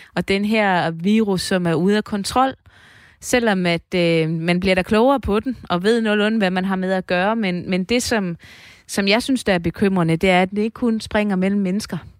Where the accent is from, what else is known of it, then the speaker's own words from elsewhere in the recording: East Jutland, Central Denmark Region, Denmark; vi er østjyder